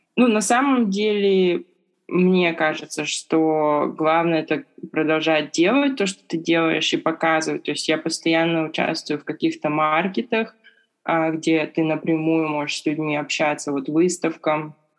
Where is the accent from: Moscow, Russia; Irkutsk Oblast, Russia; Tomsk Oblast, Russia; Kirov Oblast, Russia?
Irkutsk Oblast, Russia; Irkutsk; moved away as an adult; now in Beijing, China; я из Иркутска.